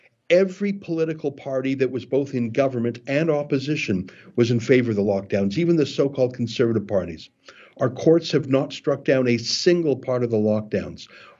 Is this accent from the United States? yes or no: no; Canada